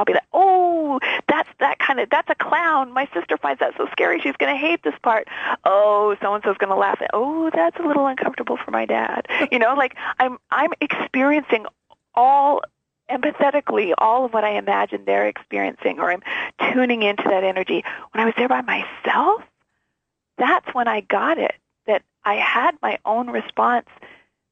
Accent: Canada; being Canadian

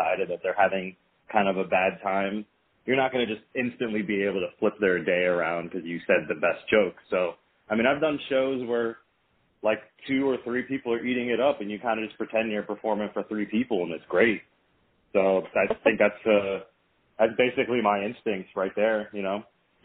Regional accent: Vienna, Virginia, United States; moved away; this year I'm actually performing my hometown, Vienna, Virginia

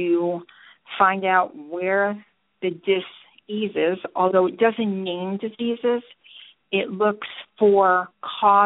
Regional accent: New York, United States; now in Georgia, United States; I'm originally from New York, but have been in Georgia more than half my life

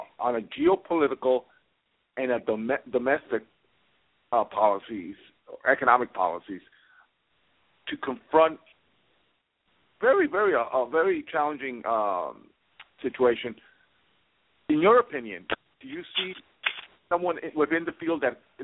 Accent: New York City, New York, United States; As a New Yorker

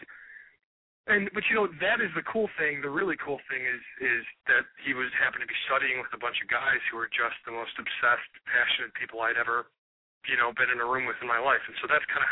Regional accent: Cleveland, Ohio, United States; who's born and raised in Cleveland, Ohio

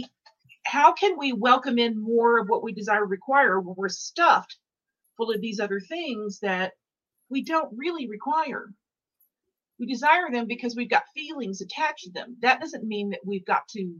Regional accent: Dallas, Texas, United States; moved away; also born or lived in New York / Los Angeles / Mexico; I'm from Dallas. I lived in New York. I've lived in LA. I lived in Mexico for a moment

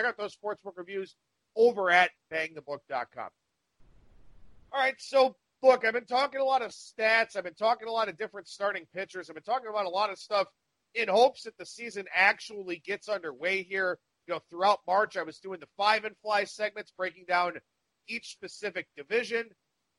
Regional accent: Cleveland, Ohio, United States; my hometown here

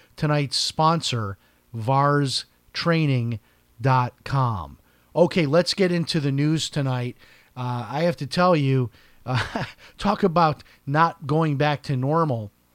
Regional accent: Chicago, Illinois, United States; I grew up in Chicago

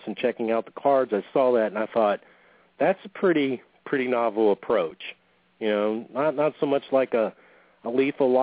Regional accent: West Monroe, Louisiana, United States; here in my hometown of West Monroe, Louisiana

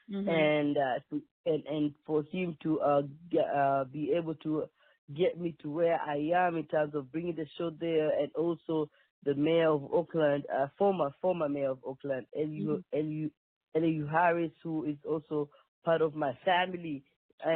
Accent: Nairobi, Kenya; moved away as an adult; also born or lived in Mombasa, Kenya; now in Washington, D.C., United States; I was born and raised in Kenya. And when I came to America, I was 22

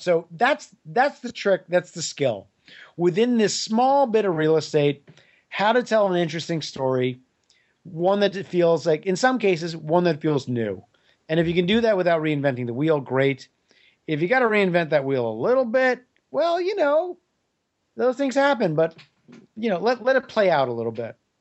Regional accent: New York, United States; I grew up in New York

